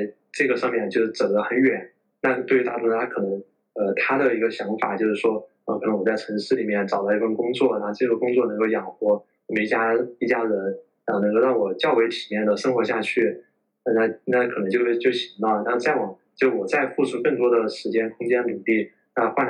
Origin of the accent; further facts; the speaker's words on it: China; now in Tanzania; 就是我觉得作为一个中国人，就是来到非洲之后，呃，在当地的这个社会里面，我觉得我们是一种结构性的或者体系性的一种优势